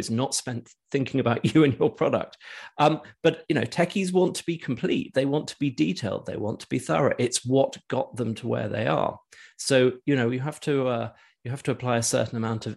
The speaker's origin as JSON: {"language": "English", "country": "United Kingdom", "tie": "born or raised there", "also_born_or_lived": "London", "said": "I grew up in the UK, and all my businesses have been here"}